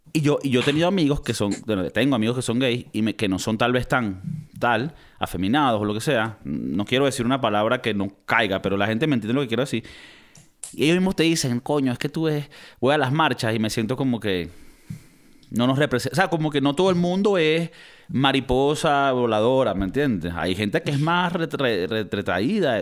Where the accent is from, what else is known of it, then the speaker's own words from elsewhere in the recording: Venezuela; moved away; Nosotros venimos de Venezuela